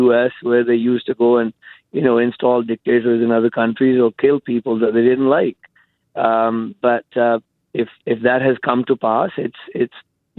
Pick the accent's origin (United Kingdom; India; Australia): India; now in Canada; I grew up in India.